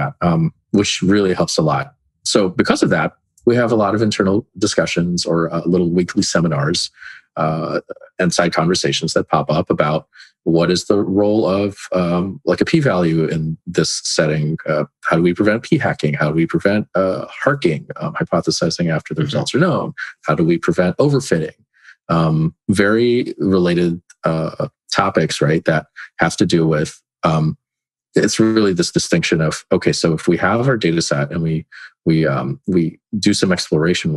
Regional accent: California, United States; moved away as an adult; also born or lived in Philippines / North Carolina; originally I'm from California, and then before that, the Philippines. And I take it for granted how many Filipinos there were in California

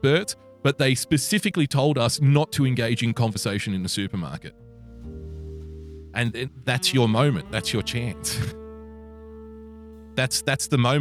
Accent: New South Wales, Australia; my home state of New South Wales, the greatest state in Australia

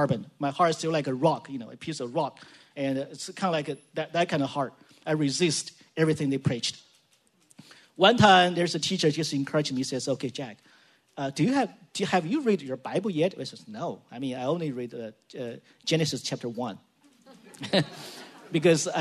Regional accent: China; now in San Jose, United States; I'm from China

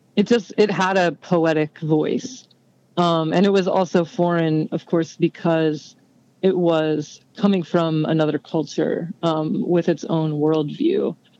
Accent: San Antonio, Texas, United States; I grew up in San Antonio, Texas

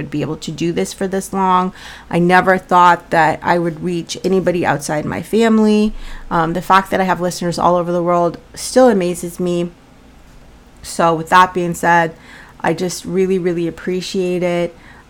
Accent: Colorado, United States; now in Massachusetts, United States; Now, I live in Massachusetts, but I'm from Colorado

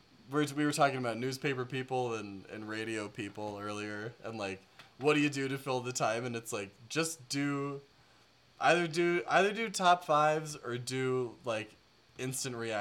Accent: Canada; I'm Canadian

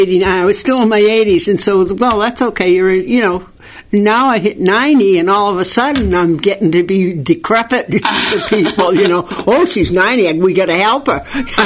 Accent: Danvers, Massachusetts, United States; In Danvers.

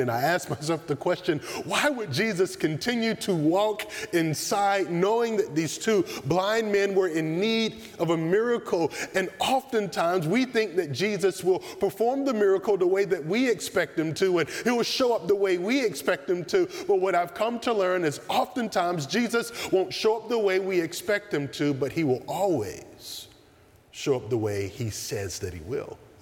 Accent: the South, United States; Growing up in the South

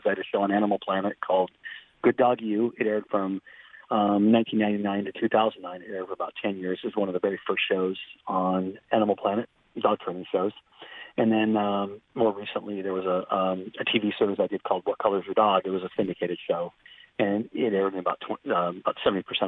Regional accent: Southern California, United States; I grew up in Southern California

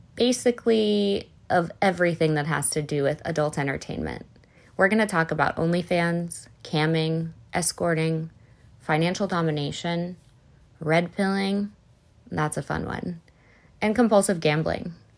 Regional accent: Northwest suburbs of Illinois, United States; also born or lived in Arizona; I grew up in the Northwest suburbs of Illinois.

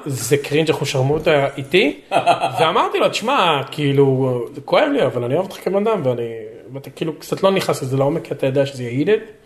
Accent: Lod, Central District, Israel; moved away as an adult; now in United States; אני נולדתי בלוד

